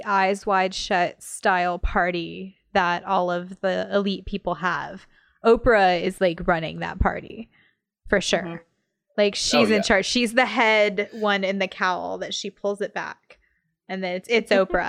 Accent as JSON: {"language": "English", "country": "United States", "said": "As an American"}